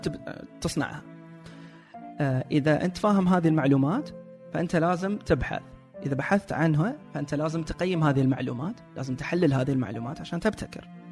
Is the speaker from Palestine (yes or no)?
no; Saudi Arabia; عندنا في السعوديه